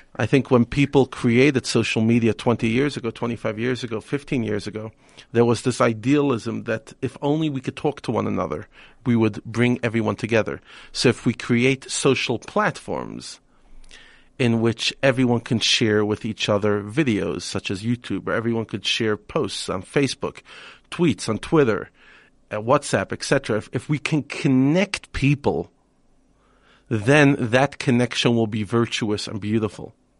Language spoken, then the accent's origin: English; New York, United States; moved away as an adult; now in South Africa; I spent the first twenty-five years of my life pretty much all of it in the United States, in New York